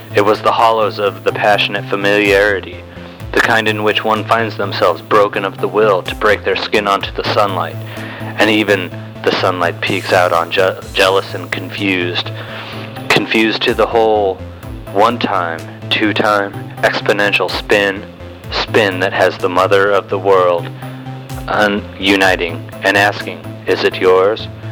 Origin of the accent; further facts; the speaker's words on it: East Coast, United States; now in Denver, United States; I was born on the East Coast and now I live